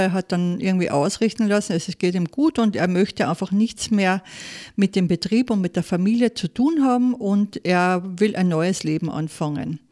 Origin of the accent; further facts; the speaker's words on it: Saalfelden, Salzburg, Austria; also born or lived in Munich / Kitzbühel; ich komme aus Saalfelden, Zell am See